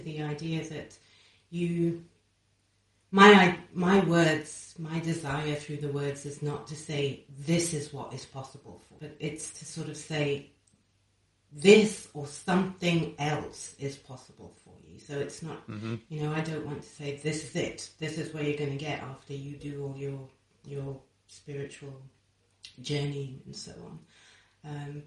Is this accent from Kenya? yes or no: yes; Kenya; I grew up in Kenya